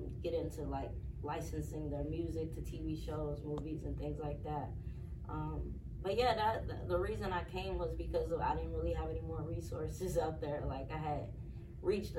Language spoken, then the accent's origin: English; Tulsa, Oklahoma, United States; moved away as an adult; also born or lived in Muskogee, Oklahoma; now in Atlanta, United States; I was born in Muskogee, And I grew up in Tulsa